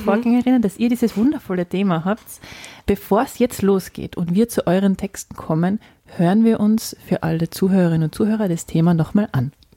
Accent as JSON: {"language": "German", "area": "village next to Mösern", "region": "Tyrol", "country": "Austria", "tie": "born or raised there", "said": "das äh, Nachbardorf von meinem Heimatort heißt Mösern"}